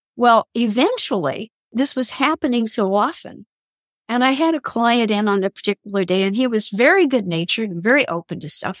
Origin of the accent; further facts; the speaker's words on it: Kansas, United States; I'm from Kansas